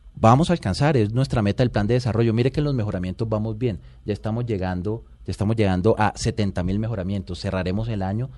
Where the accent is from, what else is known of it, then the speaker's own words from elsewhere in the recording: Valledupar, Cesar, Colombia; also born or lived in Riohacha, La Guajira; crecí en Valledupar, de los 8 a los 16 años estuve, estuve en Valledupar